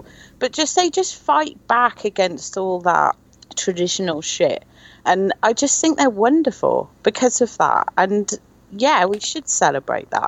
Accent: United Kingdom; I'm British

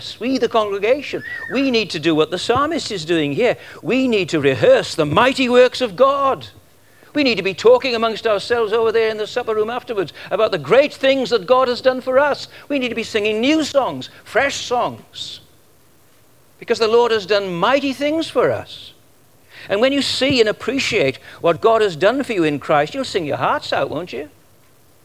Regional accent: Welsh, Wales, United Kingdom; now in Australia; I'm Welsh. We just naturally sing

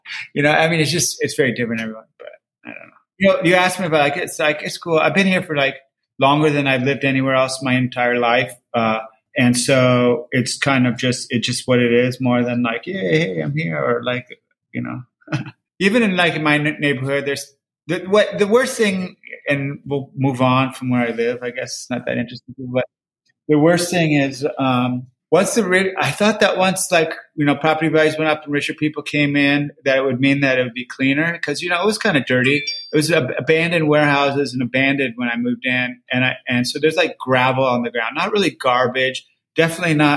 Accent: Berkeley, California, United States; now in Los Angeles, United States; I was born and I grew up and I went to college in Berkeley.

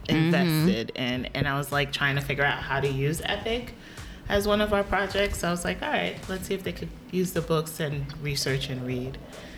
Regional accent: Connecticut, United States; moved away as an adult; now in New Jersey, United States; Born and raised in Connecticut. Been living in and out of Jersey for the past 7 years.

